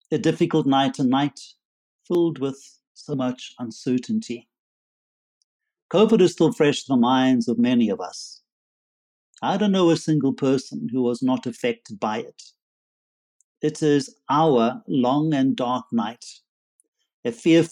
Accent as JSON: {"language": "English", "town": "Durban", "region": "KwaZulu-Natal", "country": "South Africa", "tie": "born or raised there", "also_born_or_lived": "London / Berkeley, California / Soweto", "moved": "as an adult", "lives_now": "Johannesburg, South Africa", "said": "despite my accent, I actually am South African. So I was born in Durban on the seaside, studied there, went to university"}